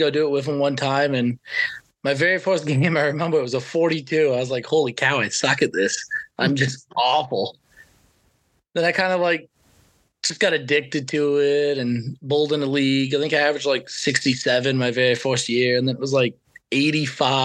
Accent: Maine, United States; also born or lived in California; I've lived in Maine basically my whole life

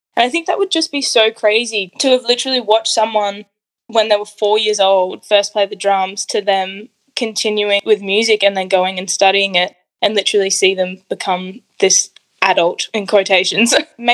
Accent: Adelaide, South Australia, Australia; Born here in Adelaide to a beautiful Italian Catholic household.

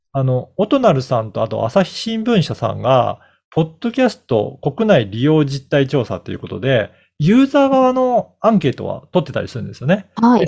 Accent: Okayama, Japan; moved away; 私の実家は岡山なんですけど

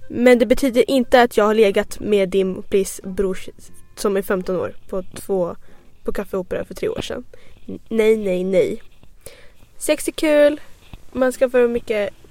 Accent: Skåne, Sweden; accent: Scanian; Jag känner utanför min skånska.

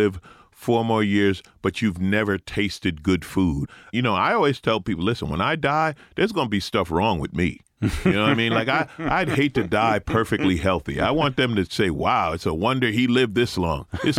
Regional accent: New York, United States; I grew up in New York.

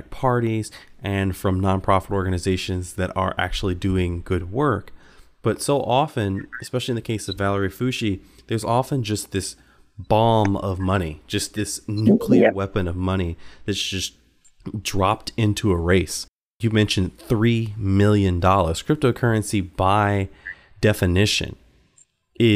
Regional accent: Chesapeake, Virginia, United States; my hometown, which is Chesapeake, Virginia

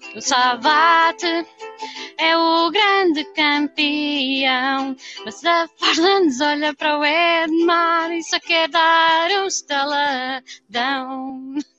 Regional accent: Lisbon, Portugal; nós lisboetas

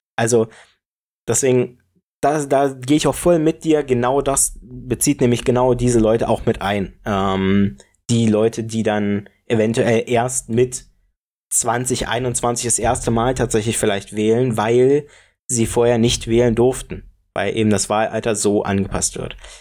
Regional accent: Brandenburg, Germany; ich komm aus Brandenburg

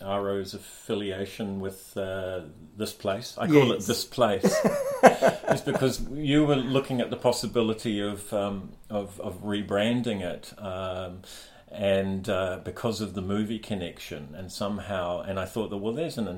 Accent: New Zealand; as a New Zealander

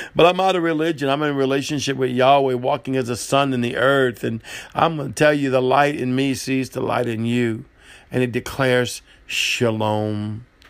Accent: New Orleans, Louisiana, United States; I'm, I'm from New Orleans, I'm a gumbo

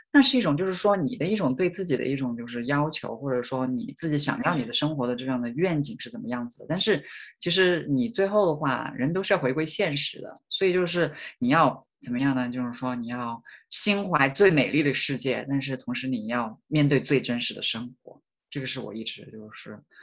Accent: rural county in Hunan, China; moved away as an adult; also born or lived in Changsha / Beijing; now in United States; 我来自农村嘛

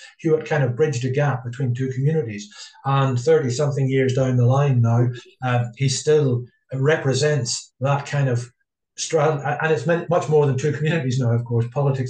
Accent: Ballycastle, Northern Ireland, United Kingdom; I come from Ballycastle.

